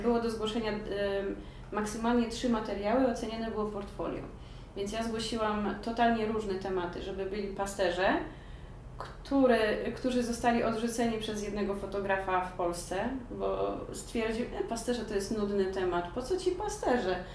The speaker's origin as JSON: {"language": "Polish", "country": "Poland", "also_born_or_lived": "Georgia / England", "moved": "yes", "said": "jestem z Polski"}